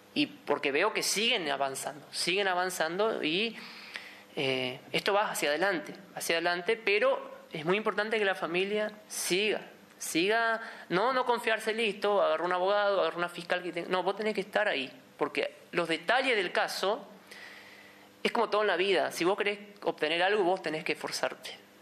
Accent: an immigrant colony in Misiones, Argentina; somos de una colonia de inmigrantes, fíjate que justamente somos descendientes de ucranianos

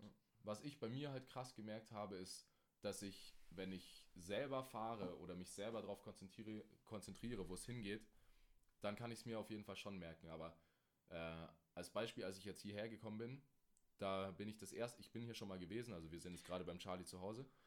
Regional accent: Germany; bei uns in Deutschland

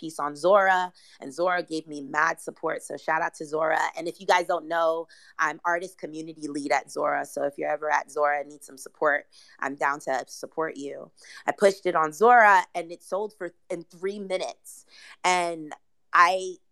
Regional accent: New York City, New York, United States; I'm from Brooklyn

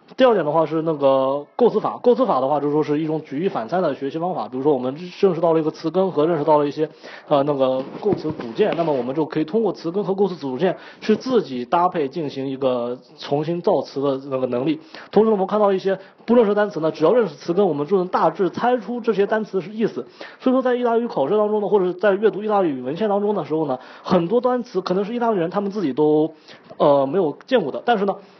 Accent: China; now in Italy; 借助我们中国人

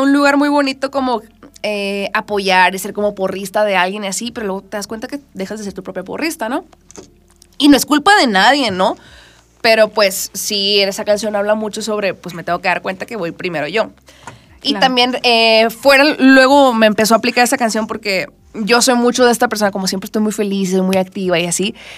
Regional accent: Culiacán, Sinaloa, Mexico; now in Mexico City, Mexico; yo soy de Culiacán

